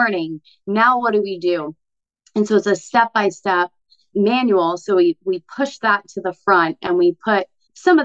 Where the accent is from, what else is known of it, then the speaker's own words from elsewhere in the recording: Arizona, United States; moved away as an adult; now in Florida, United States; as an Arizona girl. So I moved here from Arizona 4 years ago